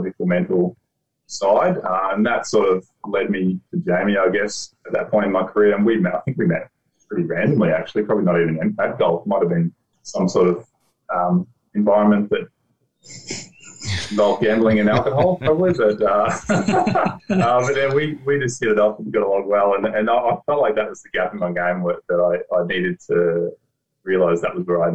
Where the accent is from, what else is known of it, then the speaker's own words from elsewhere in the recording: Geelong, Victoria, Australia; now in Gold Coast, Australia; I grew up in Geelong, on a farm outside of Geelong